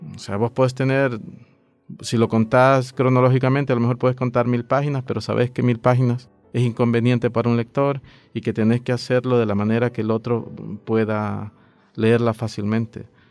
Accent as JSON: {"language": "Spanish", "country": "El Salvador"}